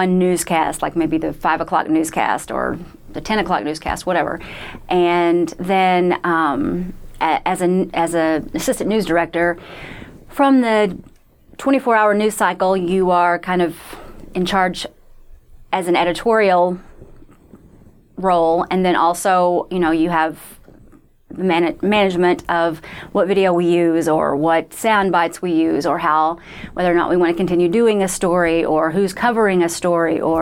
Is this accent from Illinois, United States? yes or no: yes; Southern Illinois, United States; moved away as an adult; also born or lived in Fort Wayne, Indiana / Cleveland, Ohio / Detroit, Michigan / Houston, Texas; I am originally from Southern Illinois, which is about an hour. My hometown was an hour from Paducah, Kentucky